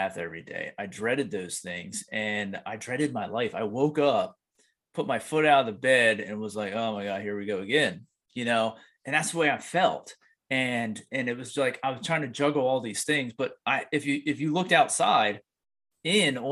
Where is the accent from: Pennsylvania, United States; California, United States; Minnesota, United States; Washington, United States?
Pennsylvania, United States; I grew up in Pennsylvania in the middle of the woods